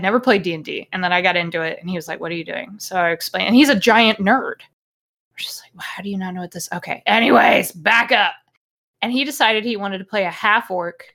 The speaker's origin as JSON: {"language": "English", "country": "United States", "said": "I'm American"}